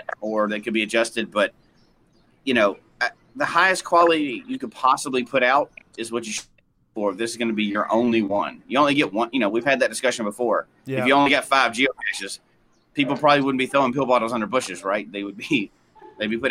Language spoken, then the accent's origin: English; Colorado, United States; moved away; my home state of Colorado